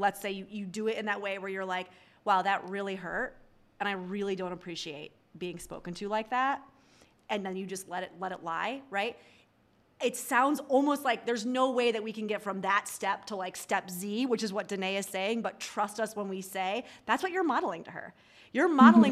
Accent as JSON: {"language": "English", "region": "New York", "country": "United States", "said": "I'm a New Yorker"}